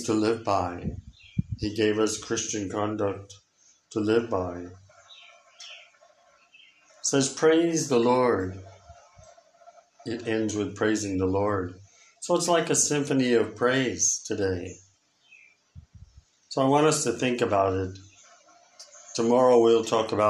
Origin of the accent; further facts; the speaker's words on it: United States; moved away; I come from America